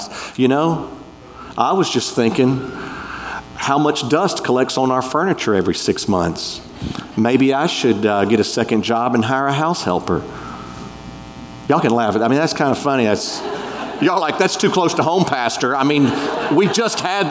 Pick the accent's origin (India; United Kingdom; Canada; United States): United States; We're American